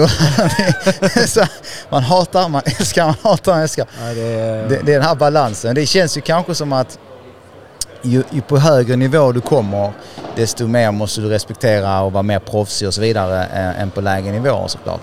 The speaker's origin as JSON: {"language": "Swedish", "country": "Sweden", "said": "vi svenskar"}